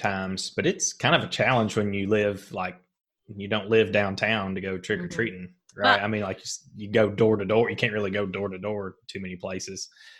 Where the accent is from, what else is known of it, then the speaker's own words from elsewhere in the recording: Springfield, United States; I'm from Springfield and all, and I know we're behind the times well, down there